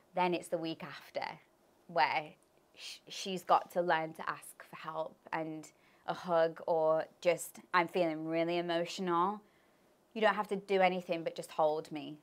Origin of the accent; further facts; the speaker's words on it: Leicester, East Midlands, United Kingdom; also born or lived in Birmingham; I moved from Birmingham to Leicester.